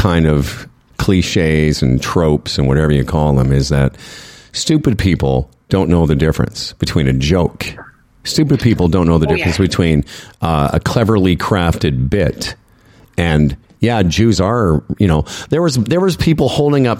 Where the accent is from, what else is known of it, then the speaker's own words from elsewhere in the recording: Moose Jaw, Saskatchewan, Canada; also born or lived in Calgary, Canada; now in Toronto, Canada; I'm from Western Canada. You know, I'm from Moose Jaw originally, but I lived in Calgary.